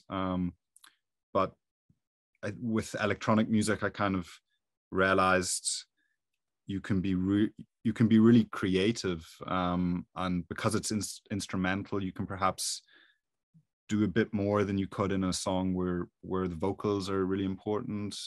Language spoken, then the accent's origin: English; Belfast, Northern Ireland, United Kingdom; accent: Irish; moved away as an adult; I'm from Ireland, as you'd probably hear with the accent, um, so around Belfast